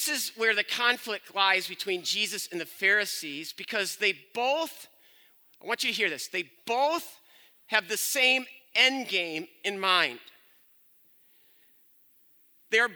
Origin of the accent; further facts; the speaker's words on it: Byron Center, Michigan, United States; I'm from Byron Center